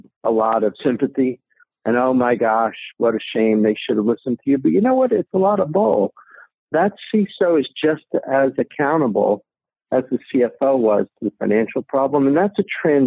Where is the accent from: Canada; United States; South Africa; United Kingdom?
United States; New Jersey; I grew up in New Jersey